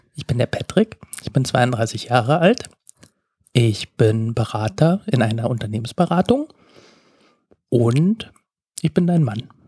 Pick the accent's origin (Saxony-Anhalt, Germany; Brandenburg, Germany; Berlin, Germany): Saxony-Anhalt, Germany; moved away; also born or lived in Baden-Württemberg; Ich komme aus Sachsen-Anhalt. Ich bin vier